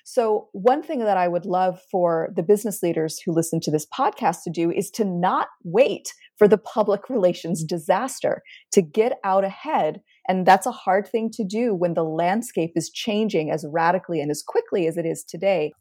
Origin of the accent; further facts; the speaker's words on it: United States; also born or lived in Cairo, Egypt; I'm an American scientist